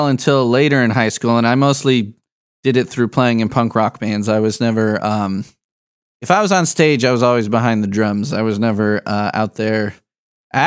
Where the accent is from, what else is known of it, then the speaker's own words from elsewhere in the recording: Midwest, United States; I'm a Midwest boy forever. I've been all over the place, but I have never set up residence anywhere other than the Midwest.